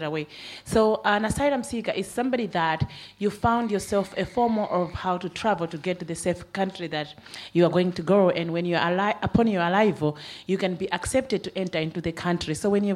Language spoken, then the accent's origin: English; Malawi; moved away as an adult; now in Ireland; So I moved over here almost a decade ago to seek political asylum. So I'm coming from Malawi